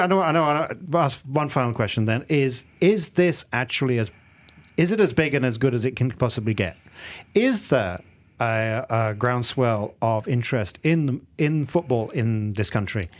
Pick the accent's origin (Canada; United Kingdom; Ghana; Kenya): United Kingdom; England; now in Malaysia; the team that I kind of support, when I grew up in England, is Tunbridge Wells. Tunbridge Wells F C.